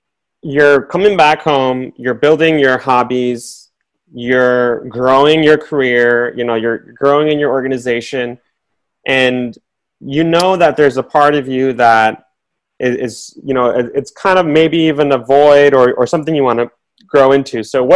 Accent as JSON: {"language": "English", "country": "Bangladesh", "also_born_or_lived": "New York", "moved": "yes", "said": "I grew up, you know, when I came from Bangladesh, and I moved to New York, and it was 1987, 85. It was very mid to late 80s, rough time. Again, no other Bengalis in New York City."}